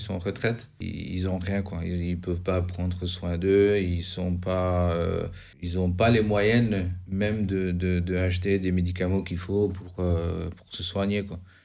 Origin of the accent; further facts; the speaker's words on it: Albania; moved away as an adult; now in France; Je viens d'Albanie, j'ai 36 ans. Je suis parti de l'Albanie